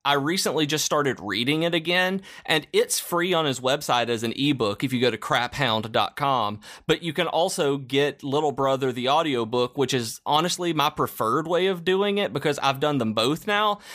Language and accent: English; the South, Southern United States, United States; as a Southerner